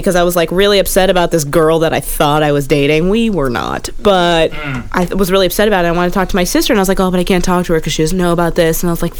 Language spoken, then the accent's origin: English; San Francisco, California, United States; now in New York City, United States; I'm from San Francisco.